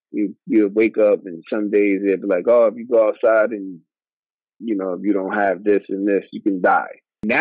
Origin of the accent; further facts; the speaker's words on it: New York, United States; moved away as an adult; also born or lived in Minnesota; I grew up in New York in a melting pot where it was black, white, Chinese, Puerto Rican, Italian, all different type of races.